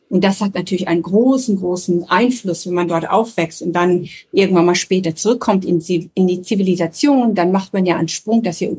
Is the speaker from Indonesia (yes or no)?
yes; Papua, Indonesia; also born or lived in Nepal / Germany; ich bin ja in Nepal geboren, in, äh, in der Nähe von Kathmandu, wo meine Eltern zuerst stationiert waren mit einem Stamm oder mit einem Dorf in Nepal. Und als ich drei war, mussten wir das Land verlassen